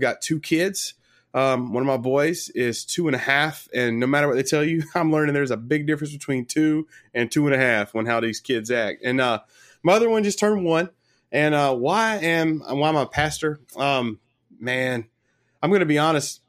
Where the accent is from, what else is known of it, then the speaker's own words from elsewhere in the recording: Sumter, South Carolina, United States; I'm from Sumter, South Carolina